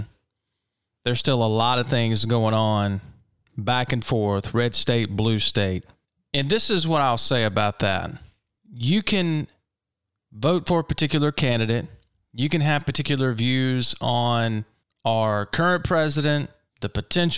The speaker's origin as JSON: {"language": "English", "region": "Mississippi", "country": "United States", "tie": "born or raised there", "said": "my home state here in Mississippi"}